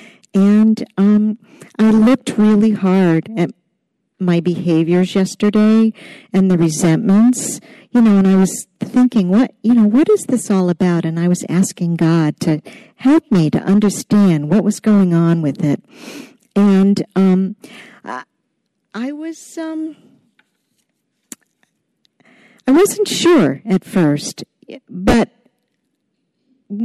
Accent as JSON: {"language": "English", "town": "Portland", "region": "Maine", "country": "United States", "said": "I'm from Portland, Maine, right here"}